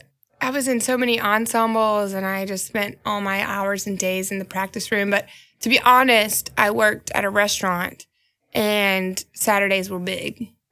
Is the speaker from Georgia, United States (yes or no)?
yes; Atlanta, Georgia, United States; now in Chattanooga, United States; I'm from Atlanta.